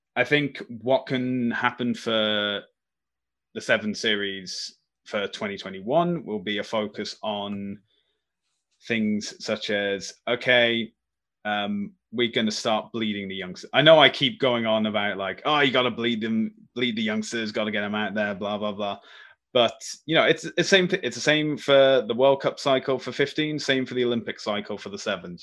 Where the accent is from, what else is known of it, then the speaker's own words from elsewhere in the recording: Birmingham, West Midlands, United Kingdom; my hometown, Birmingham